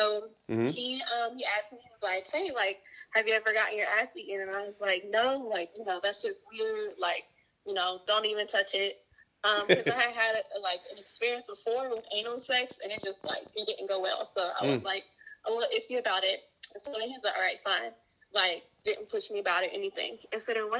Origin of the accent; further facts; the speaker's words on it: Greensboro, North Carolina, United States; I'm from Greensboro, North Carolina